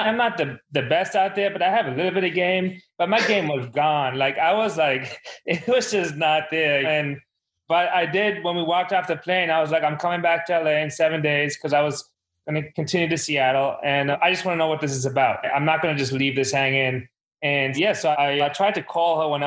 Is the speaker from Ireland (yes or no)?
no; Germany; now in New York, United States; I grew up in Germany